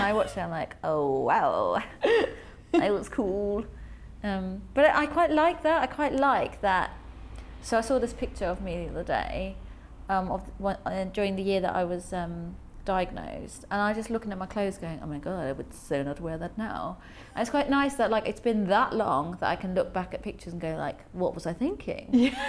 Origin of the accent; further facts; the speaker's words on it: Germany; also born or lived in London; now in Cornwall, United Kingdom; I grew up in Germany, um, but I, by the sea in Germany.